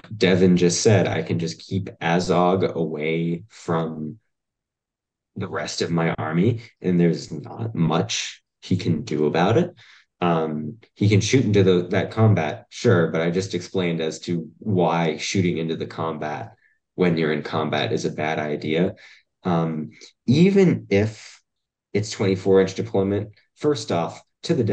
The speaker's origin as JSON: {"language": "English", "country": "United States", "said": "we are American"}